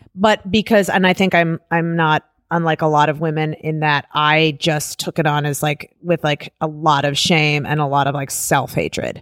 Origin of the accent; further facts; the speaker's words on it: Cleveland Heights, Ohio, United States; I grew up in Cleveland, Cleveland Heights